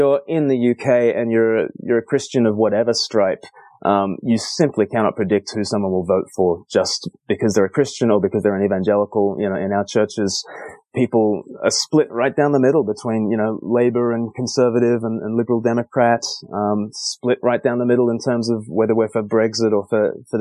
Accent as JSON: {"language": "English", "country": "Australia", "tie": "born or raised there", "moved": "yes", "lives_now": "United Kingdom", "said": "I grew up in Australia and the Anglican Church there"}